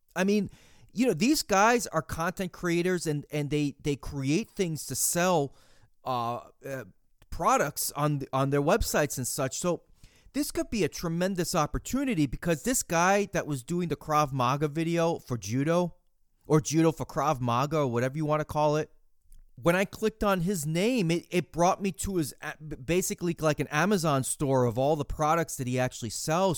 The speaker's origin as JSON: {"language": "English", "country": "United States"}